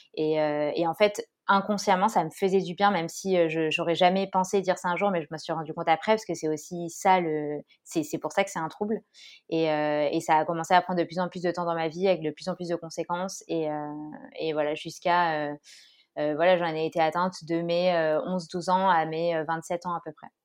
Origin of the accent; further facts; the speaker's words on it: Grenoble, Auvergne-Rhône-Alpes, France; now in Orléans, France; je suis grenobloise et je vis actuellement à Orléans